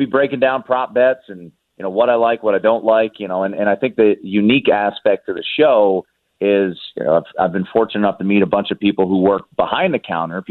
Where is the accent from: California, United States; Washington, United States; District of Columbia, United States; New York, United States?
District of Columbia, United States; Washington; now in Las Vegas, United States; being back on in my hometown.